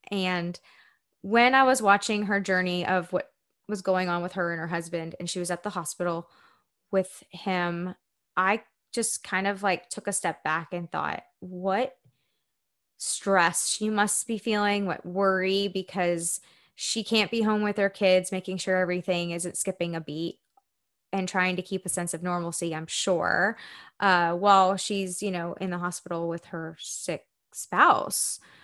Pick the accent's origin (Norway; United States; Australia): United States; Spring, Texas; moved away as an adult; also born or lived in Tampa, Florida; I am from Houston, Texas. And if you're familiar with that area, really from Spring, Texas. And I grew up there my whole life until I was eighteen